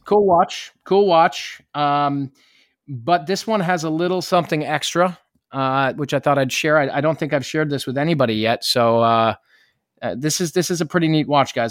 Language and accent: English; New York, United States; being a New Yorker